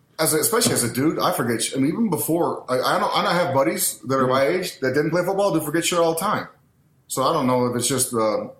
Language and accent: English; New Mexico, United States; also born or lived in Pasco, Washington; I was born there, but I grew up in New Mexico.